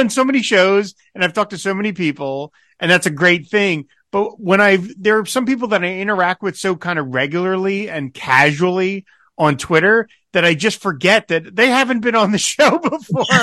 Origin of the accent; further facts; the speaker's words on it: New Jersey, United States; When I was a kid growing up in Jersey, uh, anybody who was a hoot or really funny or something, uh, we'd call them a riot.